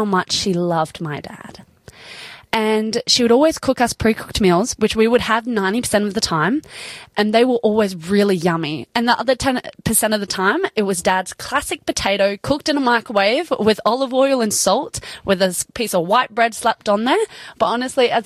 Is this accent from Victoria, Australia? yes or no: no; Sydney, New South Wales, Australia; we were growing up in Sydney